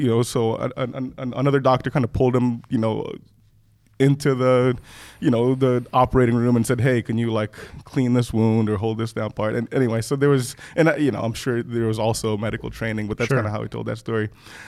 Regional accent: Kenya; also born or lived in Rwanda; now in United States; I was born in Rwanda. {S0} Yeah. {S1} My parents were both from Rwanda. Grew up in part in Kenya. We left Rwanda during the conflict.

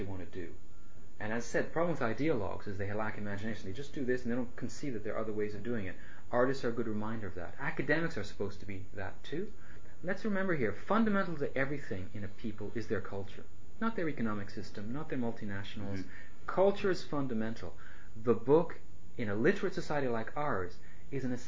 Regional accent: Canada; I'm Canadian. I love Canada.

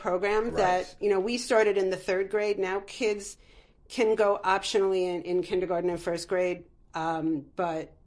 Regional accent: Roslyn Heights, New York, United States; also born or lived in Manhattan, New York; I grew up in Roslyn Heights, New York. I was born in Manhattan, raised in Roslyn Heights, youngest of four children

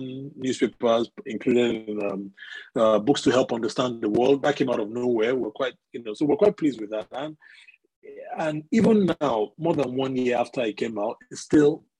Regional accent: Nigeria; moved away as an adult; now in United Kingdom; I grew up in Nigeria for the first my first 25 years, I grew up in Nigeria

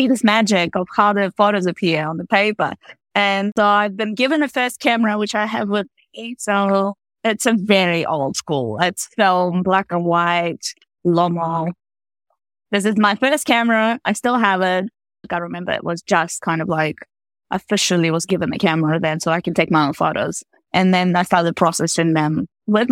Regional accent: Latvia; moved away as an adult; now in Auckland, New Zealand; So I was born in Latvia in the 80s. So it's actually, yeah, so I spent quite a long time in Latvia. So actually 20 years growing up there.

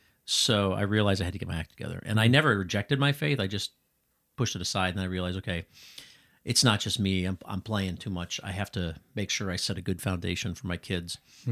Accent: Chicago, Illinois, United States; I grew up in Chicago. I grew up going to church. I called myself a theological mutt. I went to a Lutheran grammar school for 8 years.

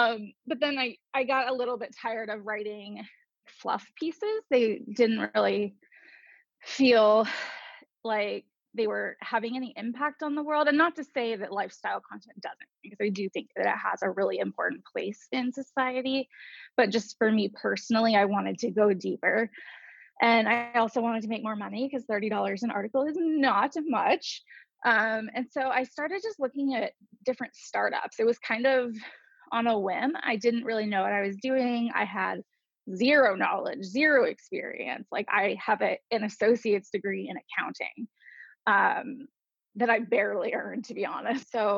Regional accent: Atlanta, Georgia, United States; born there; I was born in Atlanta, Georgia. And then I've moved 38 times in my life now.

